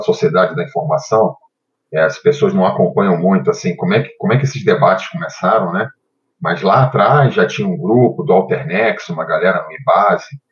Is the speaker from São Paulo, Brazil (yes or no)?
no; Rio de Janeiro, Brazil; moved away as an adult; now in Brasília, Brazil; Eu nasci no Rio de Janeiro, no bairro do Catete